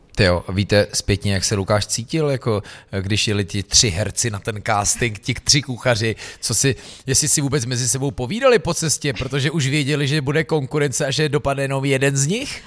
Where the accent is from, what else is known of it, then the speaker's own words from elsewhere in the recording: Louny District, Ústí nad Labem Region, Czechia; also born or lived in Most; já jsem sice jako uh, z Lounska, ale mm-hmm. byl jsem vyvrhnut v nemocnici na kraji města v Mostě